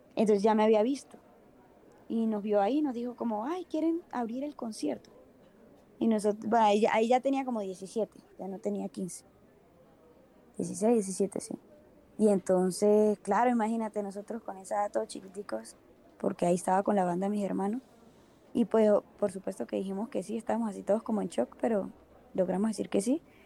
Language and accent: Spanish; Venezuela; moved away as an adult; now in Bogotá, Colombia; yo soy venezolana, eh, llevo ya igual como 8 o 9 años casi acá en Bogotá, Colombia